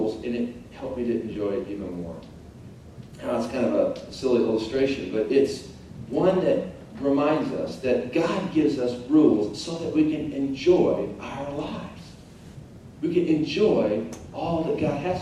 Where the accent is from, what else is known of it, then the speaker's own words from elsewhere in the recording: Tulsa, Oklahoma, United States; I grew up in Tulsa, Oklahoma